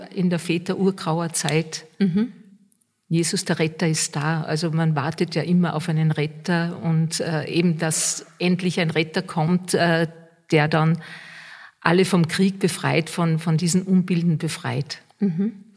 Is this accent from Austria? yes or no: yes; Austria; bei uns in Österreich